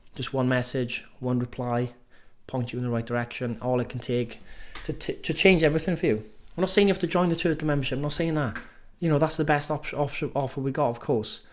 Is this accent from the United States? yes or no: no; Welsh, Wales, United Kingdom; accent: Welsh; I'm just being too Welsh-y with saying every letter, every word